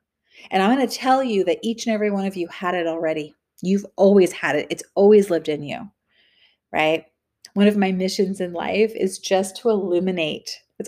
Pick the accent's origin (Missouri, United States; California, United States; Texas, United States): California, United States; And so I was raised in the Bay Area and on the coast, like Capitola, Santa Cruz.